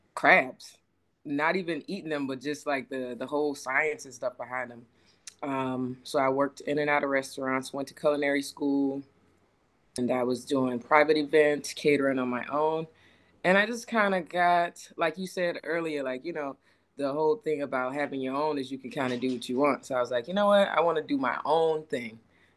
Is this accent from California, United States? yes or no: no; Charleston, South Carolina, United States; I am originally from Charleston. Let's see, Army veteran.